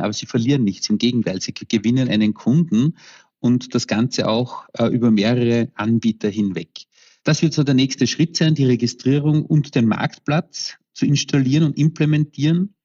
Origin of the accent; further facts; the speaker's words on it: Vienna, Austria; ich komme aus Wien